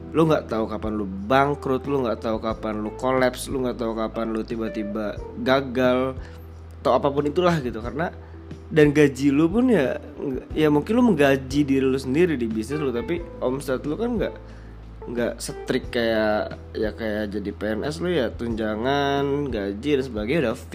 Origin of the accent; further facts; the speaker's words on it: Padang, West Sumatra, Indonesia; gue orang Padang kakek gue tuh bisnis nyokap gue pun suka dagang